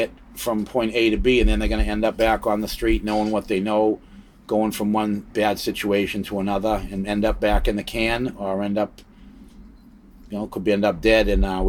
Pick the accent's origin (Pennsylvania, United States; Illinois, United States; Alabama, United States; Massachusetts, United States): Massachusetts, United States; Arlington; also born or lived in Cambridge / Lexington; Arlington, Mass. And, yeah. Cambridge. Cambridge. Arlington and Lexington.